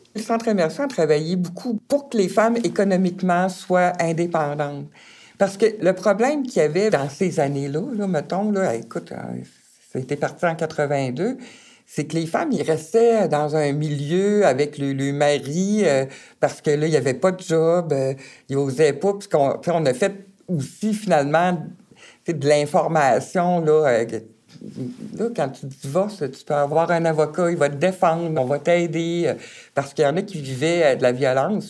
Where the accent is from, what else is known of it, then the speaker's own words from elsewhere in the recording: Baie-Comeau, Quebec, Canada; sur la Côte-Nord, je viens vraiment de Bécamo